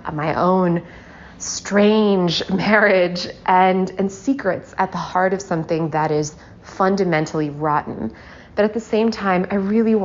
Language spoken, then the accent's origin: English; the South, United States; Growing up in the South